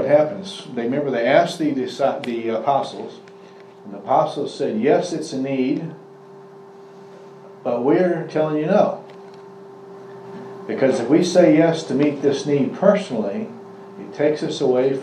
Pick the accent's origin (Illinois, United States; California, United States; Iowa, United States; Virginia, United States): Iowa, United States; I was born in Iowa